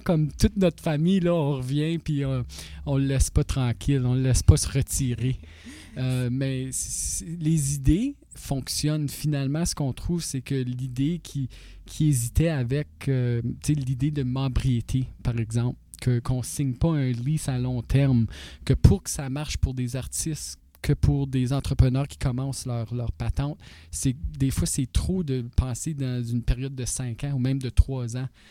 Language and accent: French; North Bay, Ontario, Canada; also born or lived in Toronto; now in North Bay, Canada; Je venais de North Bay